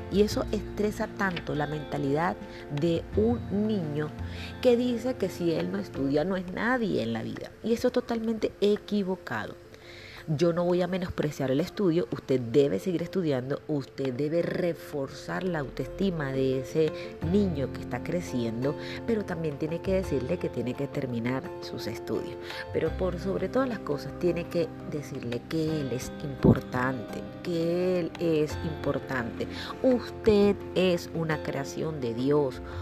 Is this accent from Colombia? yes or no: yes; Colombia; also born or lived in Venezuela; yo soy colombiana. He vivido mucho tiempo en Venezuela y bueno, no tengo el acento costeño